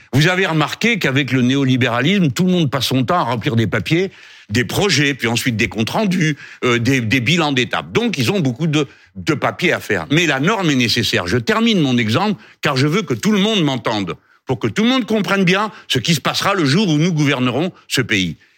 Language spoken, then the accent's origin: French; France; nous sommes français